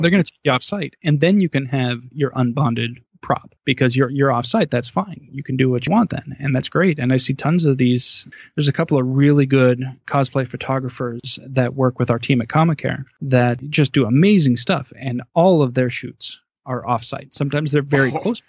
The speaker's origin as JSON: {"language": "English", "region": "Arizona", "country": "United States", "moved": "yes", "lives_now": "Toledo, Ohio, United States", "said": "it was quite the trip to go back to my home state of Arizona"}